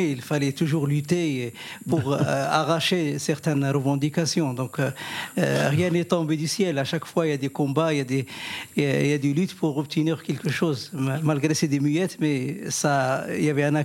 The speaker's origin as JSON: {"language": "French", "country": "Morocco", "tie": "born or raised there", "moved": "yes", "lives_now": "France", "said": "Je suis arrivé en 69 et moi, je suis originaire de l'Algérie, donc du Maroc plutôt."}